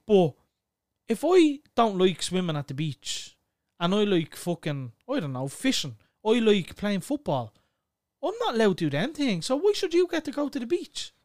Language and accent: English; Clondalkin, Leinster, Ireland; we're from Clondalkin